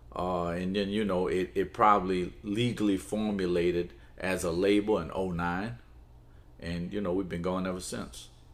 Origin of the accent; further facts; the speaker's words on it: New Orleans, Louisiana, United States; also born or lived in Palestine; raised in New Orleans. So I've been in New Orleans all my life